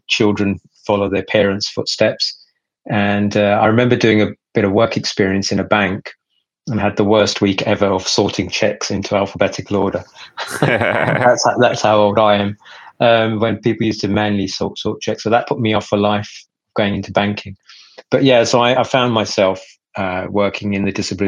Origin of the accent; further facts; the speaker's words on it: United Kingdom; also born or lived in Pakistan; I came to the UK when I was about 6 years old